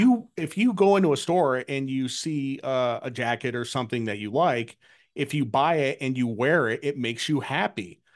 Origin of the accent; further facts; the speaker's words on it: Connecticut, United States; I grew up in New England, I grew up in Connecticut